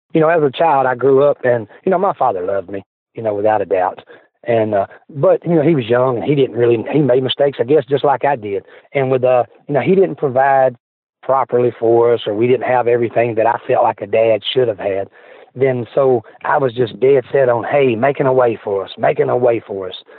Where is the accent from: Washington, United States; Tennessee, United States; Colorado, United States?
Tennessee, United States; Memphis; I was born in Memphis, Tennessee, St. Joseph Hospital